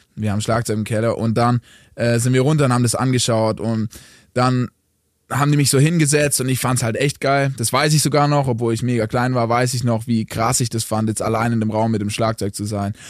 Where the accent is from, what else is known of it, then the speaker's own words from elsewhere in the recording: Möglingen, Baden-Württemberg, Germany; also born or lived in Stuttgart; ich bin in Stuttgart geboren, Mann, aber ich bin in Stuttgart geboren und dann aber direkt ins weltberühmte Möglingen